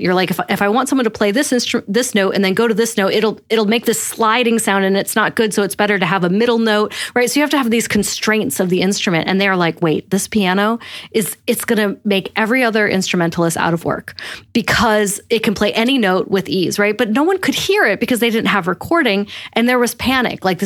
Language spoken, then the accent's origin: English; Rochester, New York, United States; I grew up in Rochester, New York, because my dad worked at Kodak